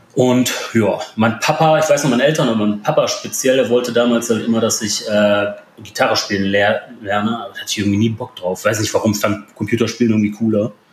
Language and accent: German; Ruhr area, North Rhine-Westphalia, Germany; also born or lived in Poland; now in Mönchengladbach, Germany; Vorher eigentlich mein ganzes Leben lang im Ruhrpott verbracht.